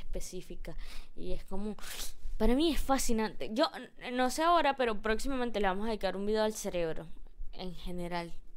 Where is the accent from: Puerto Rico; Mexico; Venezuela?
Venezuela; Gocha, Venezuelan Andes; Soy gocha.